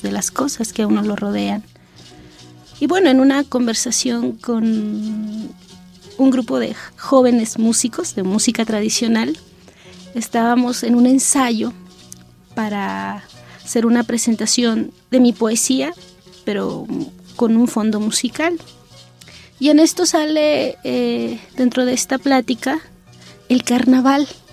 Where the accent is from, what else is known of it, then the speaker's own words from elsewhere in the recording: San Juan Chamula, Chiapas, Mexico; de mi pueblo